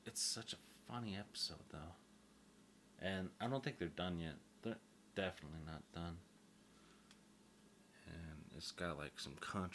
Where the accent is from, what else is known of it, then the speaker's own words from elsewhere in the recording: Oklahoma, United States; I'm from Oklahoma. Migrated from Nashville, Tennessee.